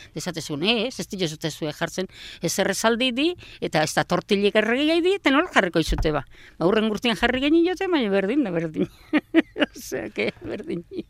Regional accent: Hernani, Basque Country, Spain; also born or lived in Astigarraga; Hernani jaio

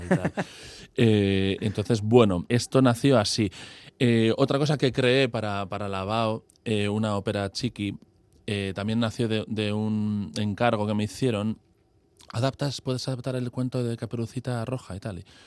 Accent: Basque Country, Spain

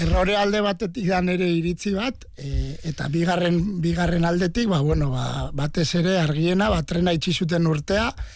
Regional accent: Oñati, Basque Country, Spain; born or raised there

